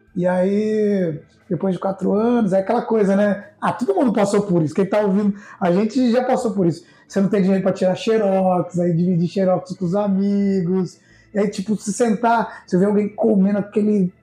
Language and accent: Portuguese; Piracicaba, São Paulo, Brazil; born or raised there; also born or lived in Sorocaba